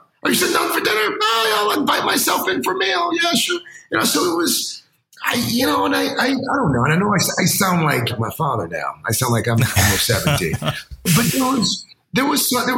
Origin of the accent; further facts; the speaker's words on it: South Carolina, United States; when I was growing up, I grew up in South Carolina.